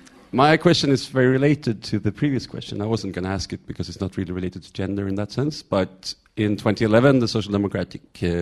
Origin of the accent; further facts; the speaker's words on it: Sweden; I'm also from Sweden.